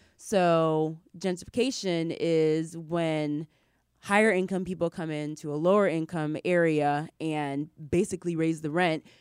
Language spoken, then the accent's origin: English; Ypsilanti, Michigan, United States; moved away; I grew up in Ypsilanti, Michigan